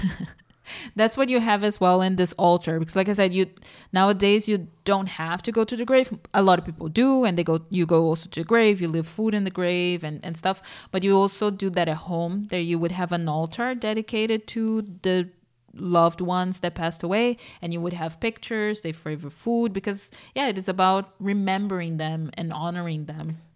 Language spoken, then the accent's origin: English; Brazil; moved away; Growing up in Brazil